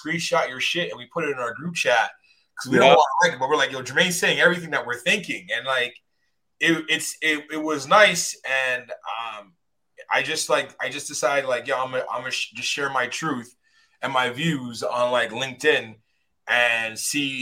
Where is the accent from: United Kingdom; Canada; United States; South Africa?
Canada; Toronto, Ontario; I'm from Scarborough